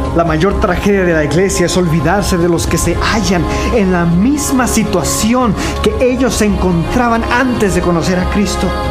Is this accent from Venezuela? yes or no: no; Mexico; moved away as an adult; also born or lived in India; nosotros como mexicanos